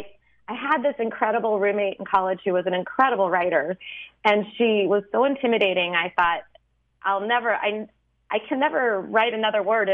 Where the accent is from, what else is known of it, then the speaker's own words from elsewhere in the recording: St. Louis, Missouri, United States; I grew up in Missouri, in St. Louis